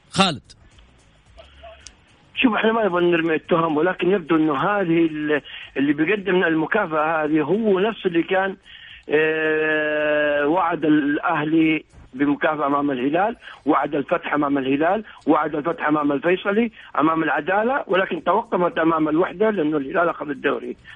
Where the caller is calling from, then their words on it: Egypt; يعني من مصر